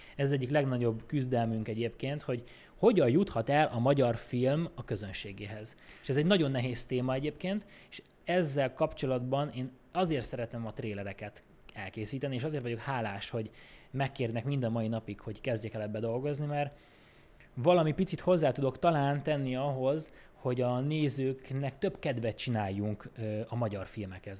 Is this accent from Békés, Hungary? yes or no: yes; Békés, Hungary; now in Budapest, Hungary; én Békésről származom